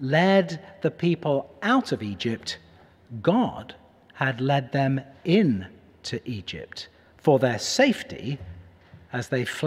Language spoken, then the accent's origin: English; Cheshire, North West England, United Kingdom; moved away as an adult; also born or lived in Manchester; now in Pittsburgh, United States; Cheshire, the county where I grew up